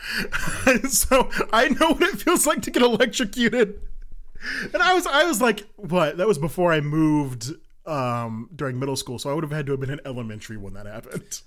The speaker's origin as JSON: {"language": "English", "region": "Colorado", "country": "United States", "moved": "as an adult", "lives_now": "Kansas, United States", "said": "I'm from Colorado."}